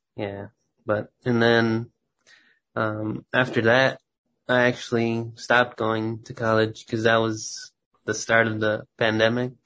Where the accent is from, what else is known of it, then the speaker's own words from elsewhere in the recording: Texas, United States; moved away as an adult; now in Minneapolis, United States; I grew up in Texas